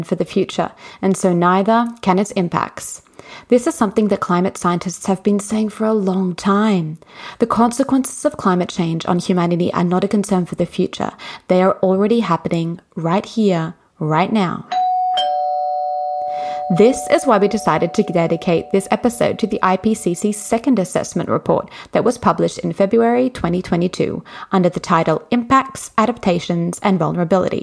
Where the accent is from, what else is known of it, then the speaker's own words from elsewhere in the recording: Australia; I'm from Australia